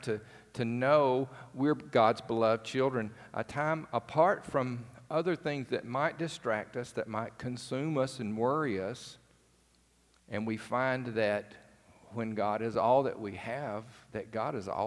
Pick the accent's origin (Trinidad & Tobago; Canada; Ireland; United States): United States; rural Alabama; I grew up in the country in another part of the state